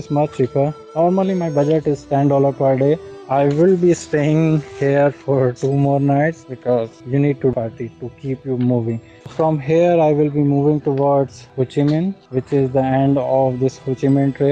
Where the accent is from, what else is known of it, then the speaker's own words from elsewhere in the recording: Haridwar, Uttarakhand, India; I am a rider from Haridwar.